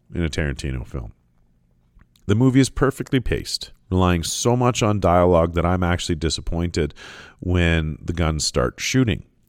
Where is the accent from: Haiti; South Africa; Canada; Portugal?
Canada; I'm Canadian